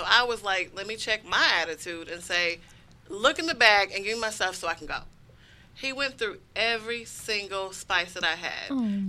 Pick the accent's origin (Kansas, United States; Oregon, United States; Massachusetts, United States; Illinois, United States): Kansas, United States; A white guy. I'm from Kansas.